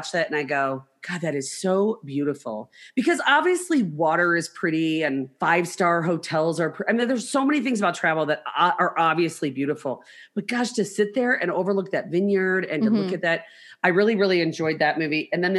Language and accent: English; United States; I'm an American